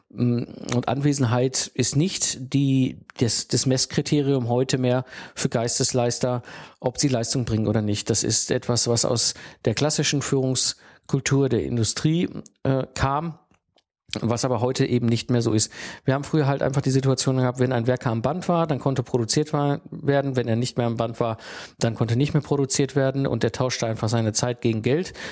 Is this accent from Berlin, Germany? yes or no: no; North Rhine-Westphalia, Germany; ich bin halt ein Kind des Ruhrpots und ich bin aufgewachsen zwischen Kohle und Stahl.